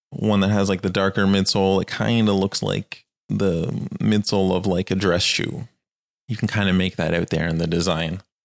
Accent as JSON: {"language": "English", "country": "Canada", "tie": "born or raised there", "said": "I am from Canada"}